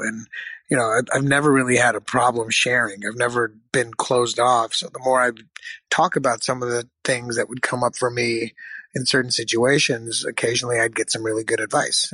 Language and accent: English; Michigan, United States; moved away; I, I, was born in Michigan